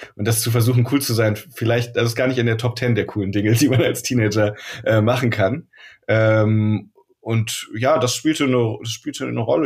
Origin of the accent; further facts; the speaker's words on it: Rhineland, Germany; now in Hamburg, Germany; ich komme aus dem Rheinland